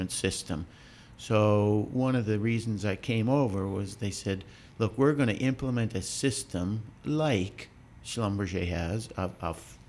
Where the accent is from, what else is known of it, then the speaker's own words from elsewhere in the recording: Canada; moved away; I'm actually Canadian, and I graduated from university in Canada